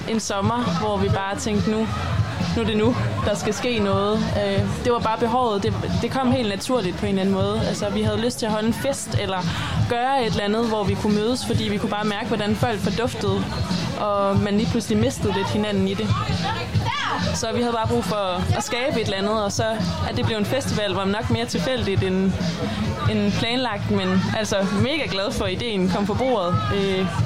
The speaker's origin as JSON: {"language": "Danish", "town": "Tversted", "region": "North Denmark Region", "country": "Denmark", "tie": "born or raised there", "moved": "as an adult", "lives_now": "Copenhagen, Denmark", "said": "jeg er jo fra Tværsted, og har boet her altid, og flyttet til København og læser nu på RUK"}